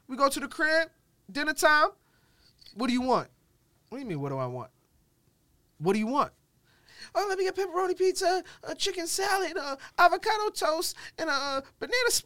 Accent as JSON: {"language": "English", "region": "New York", "country": "United States", "said": "I'm from New York"}